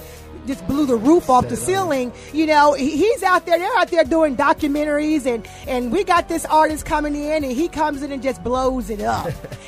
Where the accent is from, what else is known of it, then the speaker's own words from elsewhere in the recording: Atlanta, Georgia, United States; because I'm from Atlanta.